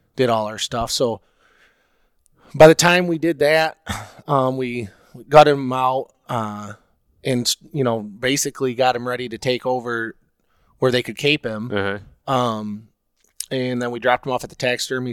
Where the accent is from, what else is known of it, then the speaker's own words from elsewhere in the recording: Oceana County, West Michigan, United States; growing up in Oceana County or you know West Michigan